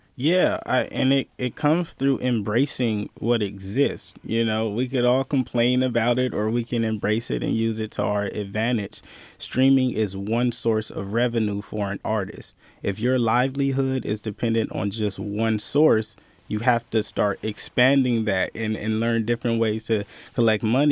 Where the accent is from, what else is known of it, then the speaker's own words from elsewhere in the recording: Bay Area, California, United States; I'm from the Bay Area. I grew up in a time of bootlegging